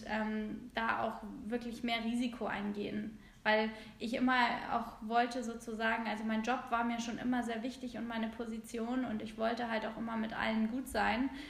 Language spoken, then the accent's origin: German; Hamburg, Germany; bin aus Hamburg